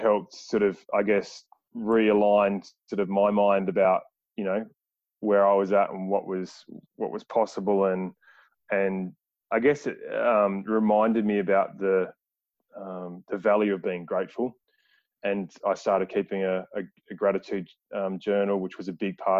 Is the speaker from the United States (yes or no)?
no; Adelaide, South Australia, Australia; in Adelaide, so in my hometown.